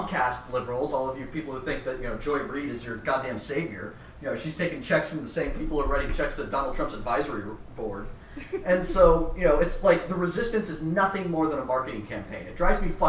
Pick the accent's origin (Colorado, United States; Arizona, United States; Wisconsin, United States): Colorado, United States; also born or lived in Boston; now in Atlanta, United States; I grew up in Colorado. I lived in Boston.